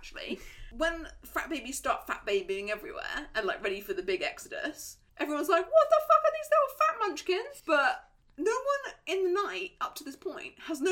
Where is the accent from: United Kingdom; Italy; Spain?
United Kingdom; England; I grew up eating it in England.